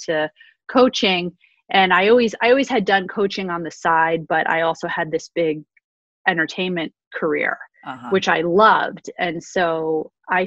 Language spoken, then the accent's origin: English; New York City, New York, United States; I grew up on the Upper East Side of Manhattan